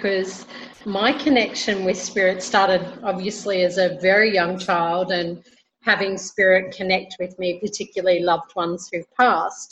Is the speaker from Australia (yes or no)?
yes; Brisbane, Queensland, Australia; now in Colombia; I am originally from Brisbane, Australia, and currently living in Colombia, South America.